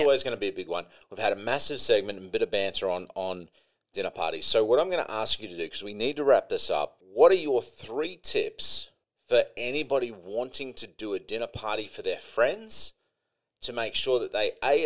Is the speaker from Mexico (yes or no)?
no; Australia; I'm Australian